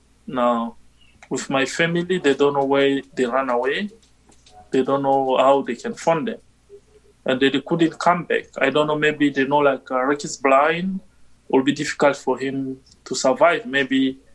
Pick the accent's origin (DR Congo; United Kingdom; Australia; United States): DR Congo; English is a second language; moved away as an adult; now in Winnipeg, Canada; I'm originally from Republic Democratic of Congo.